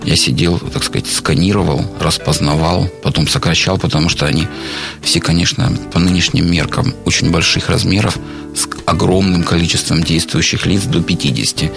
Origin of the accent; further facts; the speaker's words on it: Rostov-on-Don, Rostov Oblast, Russia; в родном городе